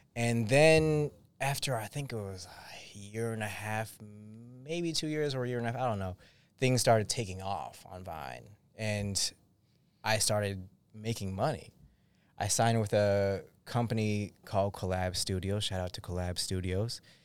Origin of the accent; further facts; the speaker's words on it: Massachusetts, United States; I'm from Massachusetts